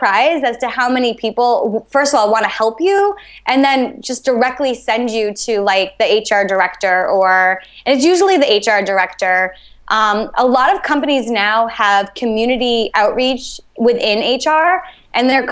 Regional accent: New Hampshire, United States; also born or lived in New York; now in Los Angeles, United States; I grew up in New Hampshire, I knew Boston

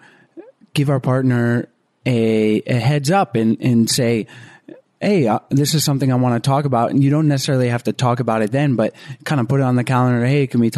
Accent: the South, United States; also born or lived in Florida; now in Costa Rica; We're both from the South

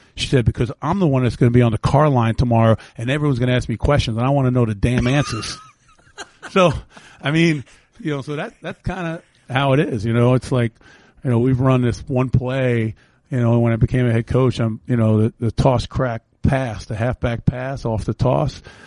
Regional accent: New York City, New York, United States; moved away; where I grew up in the Bronx where the houses were connected.

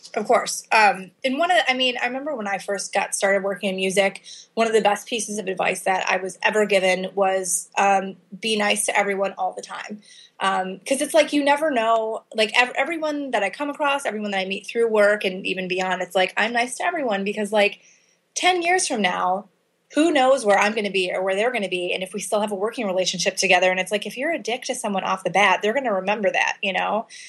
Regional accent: Chicago, Illinois, United States; In the Chicago area. So my parents are both from Chicago. Moved to the suburbs when I was a kid

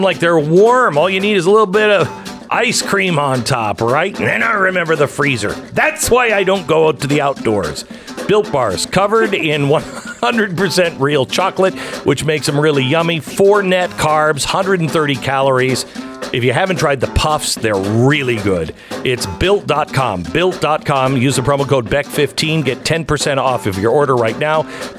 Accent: Seattle, Washington, United States; And I said, I'm from Seattle. I'm from the West Coast.

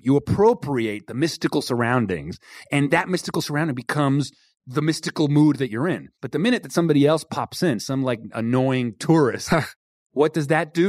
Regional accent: Venezuela; first language Spanish and English; moved away; I grew up in Venezuela, I was completely bilingual

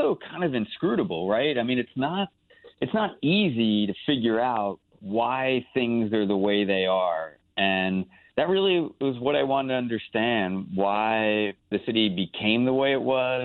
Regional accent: New Jersey, United States; I am from South Jersey, and I grew up kind of in the orbit of Atlantic City.

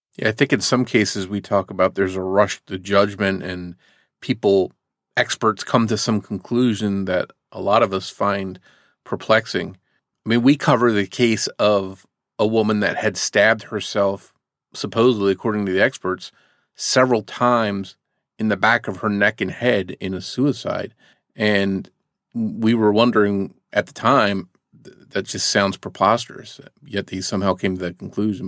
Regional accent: New Jersey, United States; The area I grew up in New Jersey was close to a military base

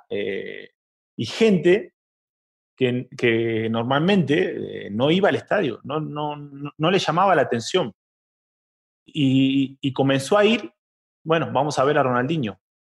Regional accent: Argentina; somos de Argentina y vivimos eh, en, barrios donde conoces gente que pertenece a una hinchada

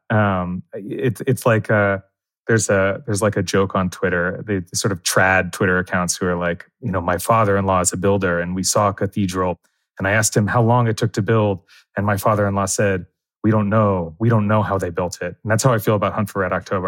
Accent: New Jersey, United States; now in New York, United States; I grew up in New Jersey

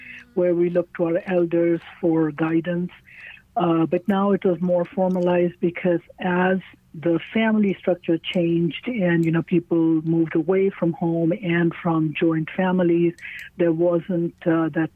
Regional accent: India; moved away as an adult; also born or lived in California, United States; now in St. Louis, United States; I grew up in India, and I was a teacher back in India. But when I came to the United States after I got married

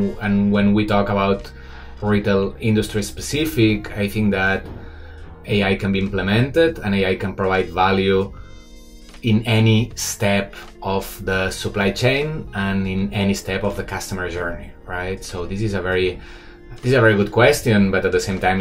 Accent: Barcelona, Catalonia, Spain; moved away as an adult; now in Shanghai, China; I'm from Barcelona, but I've been living 12 years in Shanghai.

